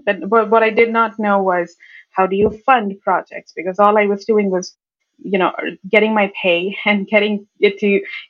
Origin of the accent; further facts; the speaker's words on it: India; When I was growing up in India, I had this little bit of a habit to learn about this data stuff from sources that are not related to data.